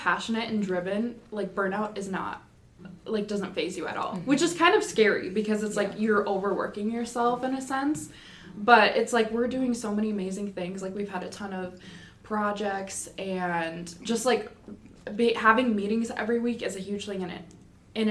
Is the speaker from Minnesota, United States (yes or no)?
yes; Mille Lacs area, Minnesota, United States; I am from the Mille Lacs area in Minnesota